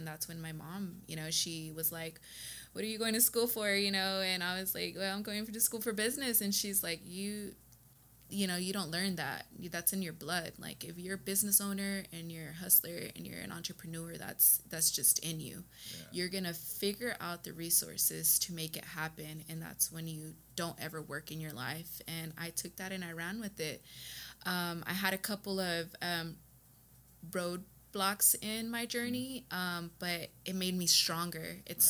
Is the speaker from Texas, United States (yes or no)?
yes; Texas, United States; I'm from West Texas. Or Texas, yes. In general. I'm a Texas girl, yes. I've moved around a lot of places in Texas.